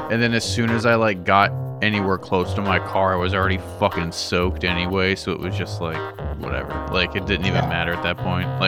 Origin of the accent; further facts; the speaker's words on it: Western Maryland, United States; growing up in Western Maryland